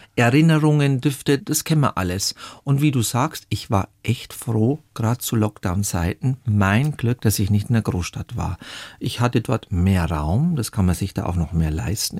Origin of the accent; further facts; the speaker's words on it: Zwiesel, Bavaria, Germany; moved away; also born or lived in Munich; Meine Kindheit und Jugend im bayerischen Wald war geprägt von Demütigungen und Einsamkeit